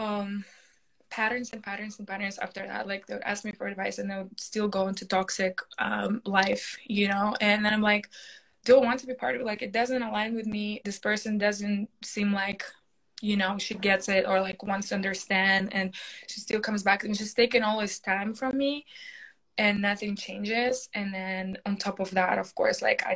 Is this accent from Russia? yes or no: yes; Russia; English is a second language; moved away as an adult; now in United States; I came to America when I was 18 from Russia, from, you know, just finished high school, came here